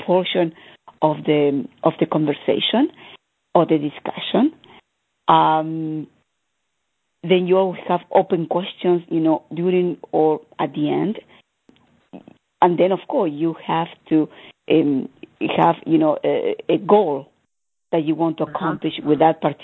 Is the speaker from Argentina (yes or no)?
yes; Argentina; I'm coming from Argentina